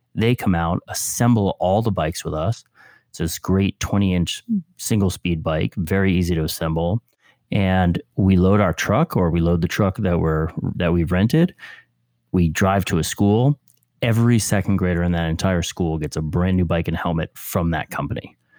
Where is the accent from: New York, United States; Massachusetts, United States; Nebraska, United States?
New York, United States; Westchester; I grew up in Westchester, New York